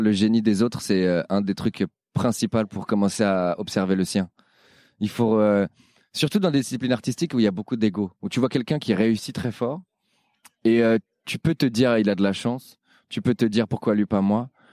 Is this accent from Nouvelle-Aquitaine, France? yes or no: no; Paris, Île-de-France, France; je suis parisien